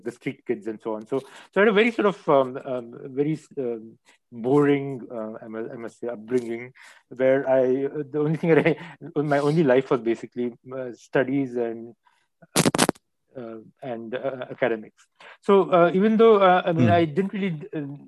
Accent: Pune, Maharashtra, India; moved away as an adult; also born or lived in Mumbai; now in United States; I grew up in Pune and Mumbai. I was the first 4 years I was in Mumbai, and then I moved to Pune, and then was back in Mumbai starting from the 11th standard

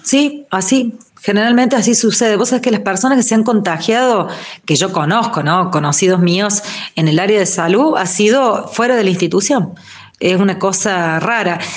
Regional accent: Río Cuarto, Córdoba, Argentina; moved away; yo soy de Río Cuarto, por ejemplo, hace un año y pico que no veo a mi familia de allá

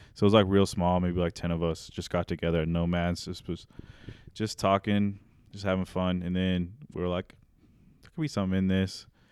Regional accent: Raymore, Missouri, United States; also born or lived in Topeka, Kansas; I grew up in Raymore, which is, like, thirty minutes south of here. It's a little bit south of Grand View, next to Belton. Um, lived in the same house my whole life

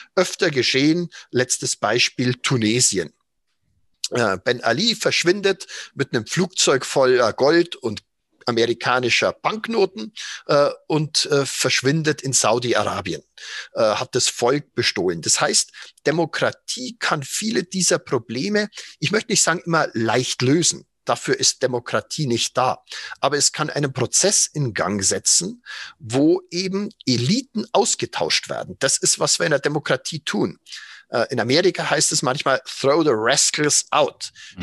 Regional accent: Germany; als Deutsche

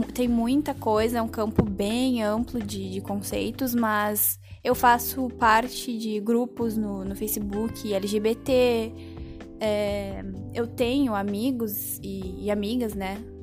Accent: Curitiba, Paraná, Brazil; moved away; eu sou de Curitiba

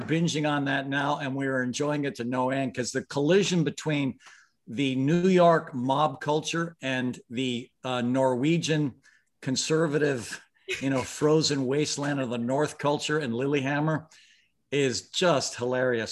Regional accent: Mumbai, Maharashtra, India; I was born in Bombay, India

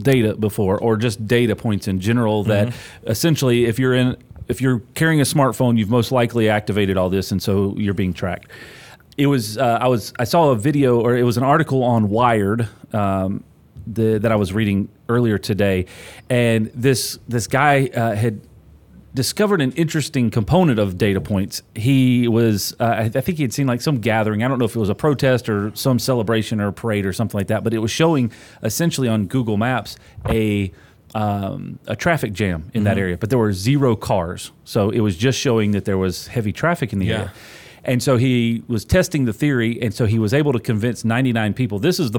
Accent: North Carolina, United States; North Carolina.

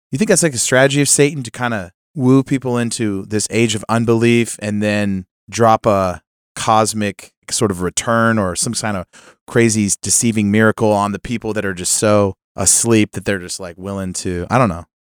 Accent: California, United States; moved away; I, I come from California. I, I visit there a lot

